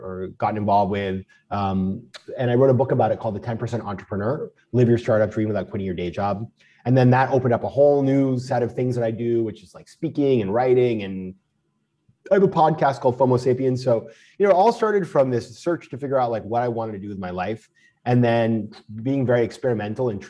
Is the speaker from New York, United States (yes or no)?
no; Maine, United States; moved away; I'm from Maine and we save in Maine